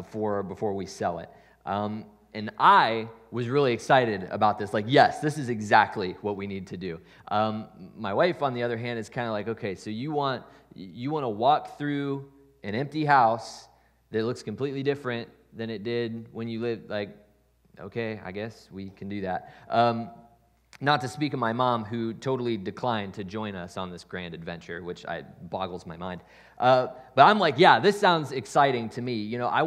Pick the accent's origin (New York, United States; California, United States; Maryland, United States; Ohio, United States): Ohio, United States; Columbus; So this year, my parents just sold the house that I grew up in Columbus.